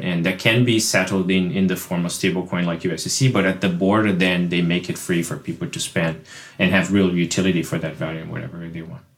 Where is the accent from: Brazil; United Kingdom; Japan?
Brazil; now in United States; I live in the U S, but, but I'm originally from Brazil